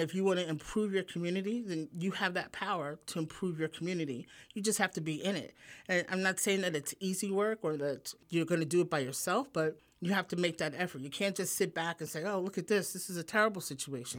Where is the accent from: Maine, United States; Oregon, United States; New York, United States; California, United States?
New York, United States; New York City; born or raised there; moved away as an adult; also born or lived in Manhattan; now in Pennsylvania, United States